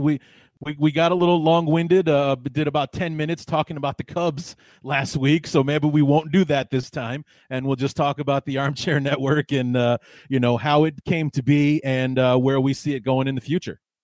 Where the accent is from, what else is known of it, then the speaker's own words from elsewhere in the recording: Evanston, Illinois, United States; I grew up in Evanston, a suburb of Chicago.